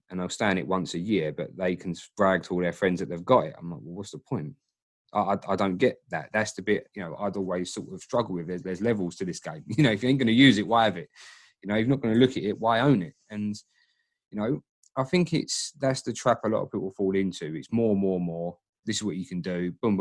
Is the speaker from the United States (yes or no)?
no; Dagenham, London, United Kingdom; I'm a guy from Dagenham